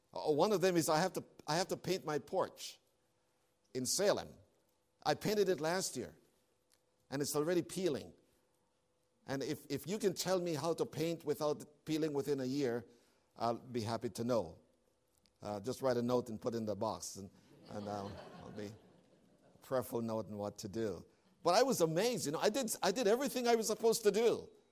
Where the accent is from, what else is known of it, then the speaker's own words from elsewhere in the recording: Canada; moved away; As a Canadian